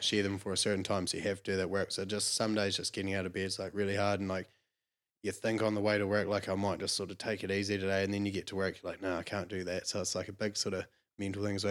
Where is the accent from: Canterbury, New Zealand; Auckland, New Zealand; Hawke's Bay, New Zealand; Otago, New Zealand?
Otago, New Zealand; Clinton; I'm from Clinton, twenty minutes south about Clutha. Yeah, yeah. Yeah. So live, grew up there, went to school there